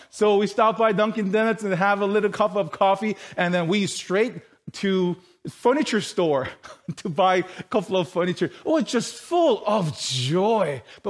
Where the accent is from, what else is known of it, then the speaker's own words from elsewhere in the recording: South Korea; moved away; You know, how we came from South Korea 12 years ago and how we were able to study and then, you know, live our life here.